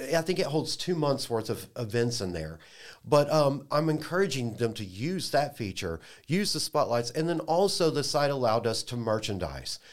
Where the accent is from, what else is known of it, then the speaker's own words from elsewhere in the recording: Dallas, Texas, United States; now in Lafayette, United States; I'm, I'm from Dallas